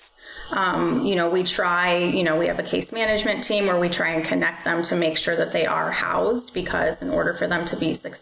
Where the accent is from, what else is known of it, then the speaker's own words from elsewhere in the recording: Chicago suburbs, Illinois, United States; moved away as an adult; now in Florida, United States; I'm from Chicago suburbs, little town called Grace Lake. I moved to Florida